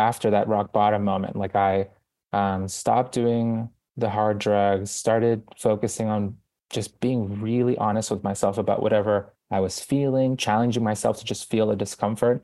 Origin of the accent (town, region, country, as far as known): Boston, Massachusetts, United States; born or raised there; moved away as an adult; also born or lived in Guayaquil, Ecuador; now in New York City, United States